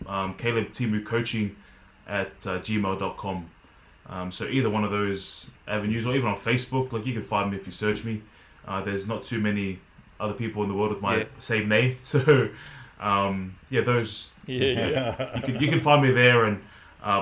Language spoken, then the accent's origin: English; Australia; moved away as an adult; also born or lived in Montpellier, France; I'm from Australia. I'm Australian.